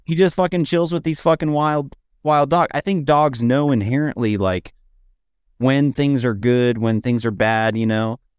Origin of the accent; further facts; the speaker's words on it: Dallas, Texas, United States; moved away; I grew up in Dallas where it's a real humid heat